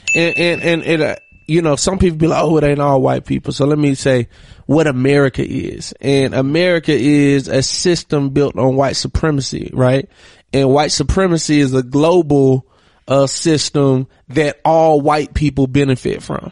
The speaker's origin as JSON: {"language": "English", "town": "Monroe", "region": "Georgia", "country": "United States", "said": "I'm from Monroe, Georgia"}